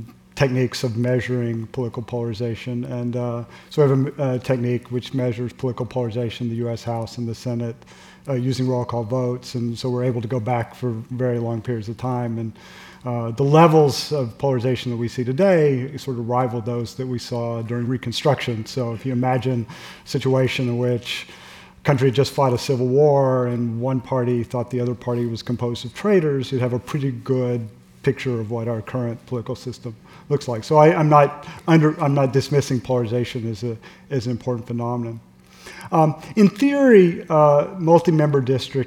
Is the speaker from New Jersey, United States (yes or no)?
yes; New Jersey, United States; New Jersey, my home state